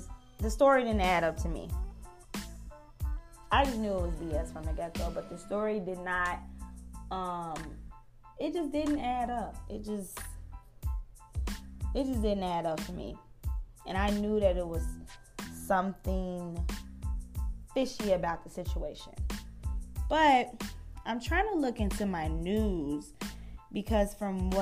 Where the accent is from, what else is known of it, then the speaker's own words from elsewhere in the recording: Chicago, Illinois, United States; I'm from Chicago. I was born and raised in Chicago